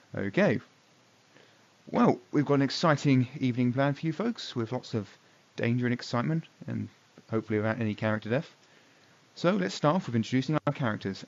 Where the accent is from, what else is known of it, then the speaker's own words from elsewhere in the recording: England, United Kingdom; I'm from England